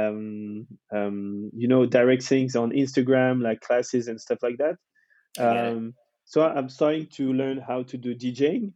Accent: France; moved away as an adult; also born or lived in London; when I moved from France and I came back

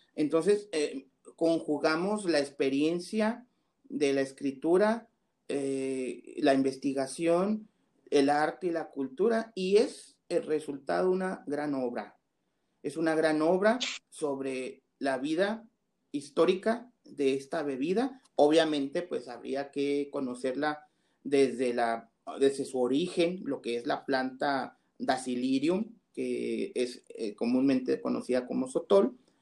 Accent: Mexico; soy mexicano

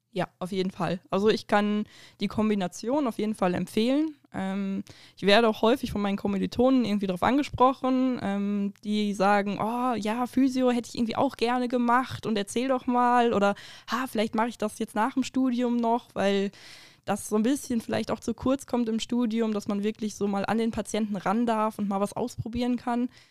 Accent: Duisburg, North Rhine-Westphalia, Germany; moved away; ich komme ja halt hier nicht aus der Gegend, äh, wie du ja anfangs gesagt hast. Ich bin in Duisburg geboren.

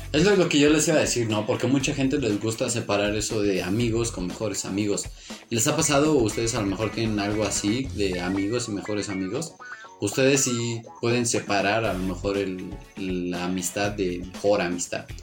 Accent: Mexico; nosotros aquí en México

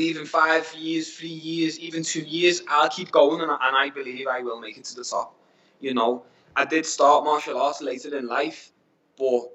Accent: Liverpool, North West England, United Kingdom; now in Asia; I'm from Liverpool

